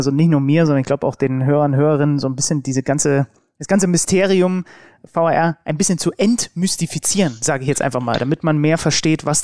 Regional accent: Germany; weil man irgendwie als Deutscher immer das Gefühl hat, man klingt so ein bisschen wie das Betrunkene selbst.

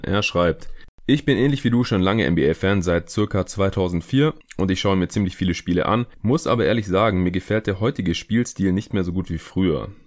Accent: near Stuttgart, Baden-Württemberg, Germany; aus Reutlingen, also aus der Nähe von Stuttgart, wo ich aufgewachsen bin.

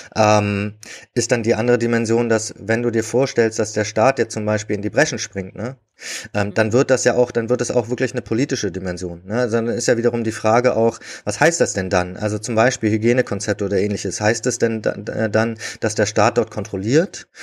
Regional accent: Berlin, Germany; als Berliner

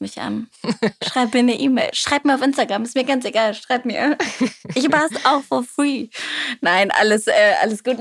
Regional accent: near Wolfsburg-Braunschweig, Lower Saxony, Germany; ich komme in der Nähe aus Wolfsburg-Braunschweig

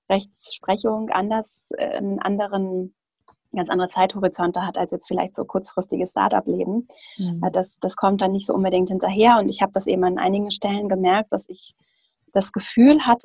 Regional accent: Schleswig-Holstein, Germany; now in Hamburg, Germany; ich komme ursprünglich aus Schleswig-Holstein, aus so einer ländlichen Region

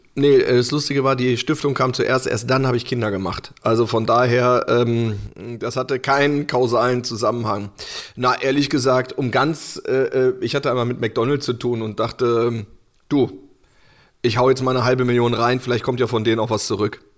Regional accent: Hanover, Lower Saxony, Germany; moved away; in Hannover war und wo ich halt auch, wo ich herkomme

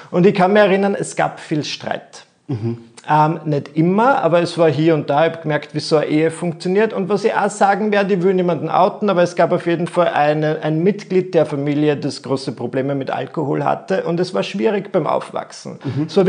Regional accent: Müllendorf, Burgenland, Austria; ich bin aufgewachsen in Müllendorf im Burgenland

